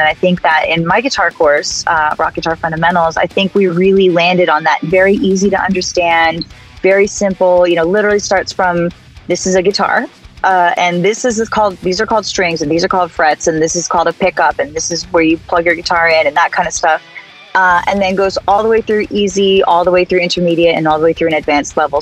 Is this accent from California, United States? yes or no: yes; the Valley, Southern California, United States; As a SoCal girl growing up in the Valley, 95.5 was my radio station